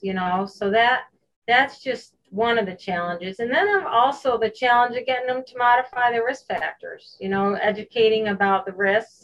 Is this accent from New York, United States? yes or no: yes; Hoosick Falls, New York, United States; I grew up in Hoosick Falls, New York.